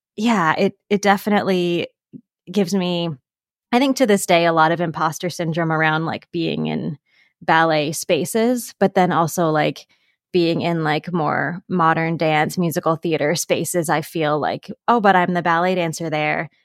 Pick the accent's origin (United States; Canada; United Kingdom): Canada; Pickering, Ontario; I grew up just outside of Toronto, Canada, in a town called Pickering